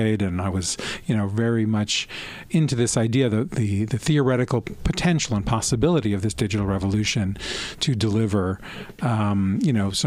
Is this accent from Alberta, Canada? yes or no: no; Toronto, Ontario, Canada; also born or lived in Montreal / France; I was from Montreal originally, but I grew up here in Toronto